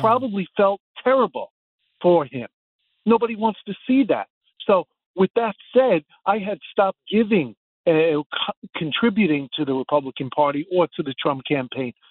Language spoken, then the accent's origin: English; New York, United States; as a New Yorker